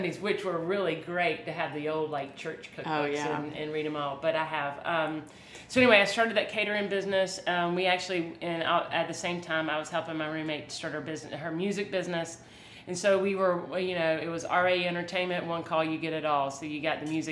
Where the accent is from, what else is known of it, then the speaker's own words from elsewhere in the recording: Aiken, South Carolina, United States; also born or lived in Charleston, South Carolina; from Aiken, South Carolina, a little small town in South Carolina that is amazing. Had a great place to grow up